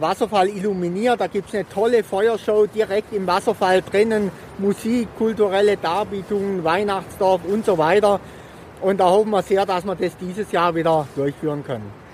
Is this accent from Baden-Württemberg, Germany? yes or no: yes; Triberg, Baden-Württemberg, Germany; Ich bin jetzt hier in meiner Heimatstadt seit etwa 20 Jahren